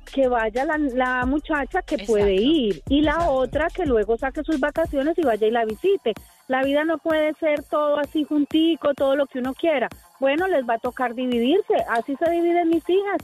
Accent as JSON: {"language": "Spanish", "country": "Colombia", "moved": "yes", "lives_now": "Miami, United States", "said": "también soy colombiana, también tengo dos hijos, mi mamá está en Colombia"}